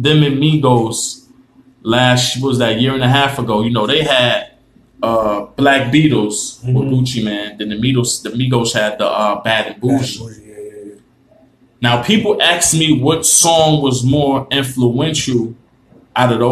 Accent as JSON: {"language": "English", "town": "New York City", "region": "New York", "country": "United States", "said": "I'm from Harlem"}